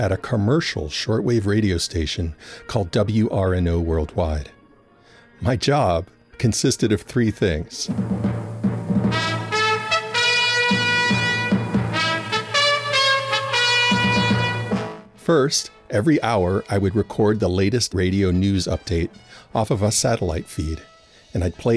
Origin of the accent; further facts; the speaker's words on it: New Orleans, Louisiana, United States; when I was a kid of 10 or 11 growing up in New Orleans